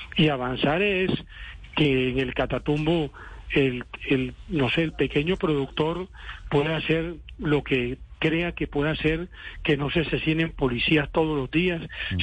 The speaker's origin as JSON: {"language": "Spanish", "country": "Colombia", "also_born_or_lived": "Cesar", "said": "yo soy un colombiano que me ha tocado vivir directamente todas las contingencias"}